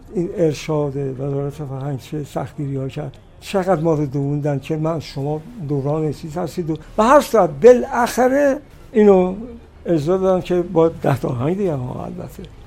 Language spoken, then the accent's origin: Persian; Kashan, Isfahan, Iran; moved away as an adult; also born or lived in Ravand, Kashan; چهار ماهگی ما اومدیم کاشان رو دیگه موندیم تا 20 سالگی تحصیلات ابتدایی متوسط رو در کاشان گذارندم